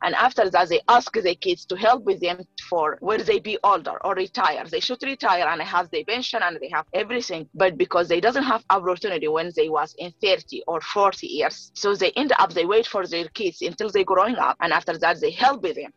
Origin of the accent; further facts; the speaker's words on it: Darfur, Sudan; English is a second language; moved away as an adult; also born or lived in Khartoum, Sudan; now in St. John's, Canada; I am originally from Sudan, Darfur. I grew up there